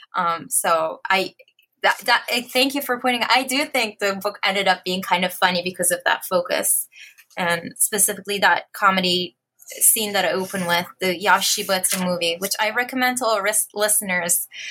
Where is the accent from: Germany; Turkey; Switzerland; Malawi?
Turkey; Istanbul; English is a second language; moved away as an adult; also born or lived in Berkeley, United States / New Haven, United States; now in Notre Dame, United States; I was born in Istanbul, Turkey in 1981